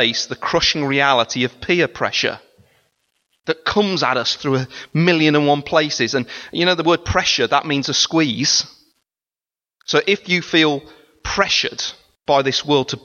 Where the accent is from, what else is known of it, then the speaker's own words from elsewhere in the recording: United Kingdom; We are British